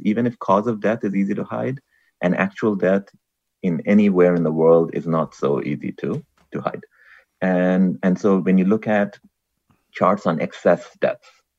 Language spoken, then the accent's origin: English; Bangladesh; now in United States; I come from Bangladesh, that's where I grew up